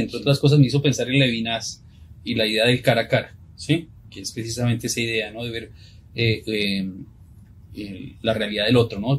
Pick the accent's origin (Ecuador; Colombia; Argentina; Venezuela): Colombia; los dos somos colombianos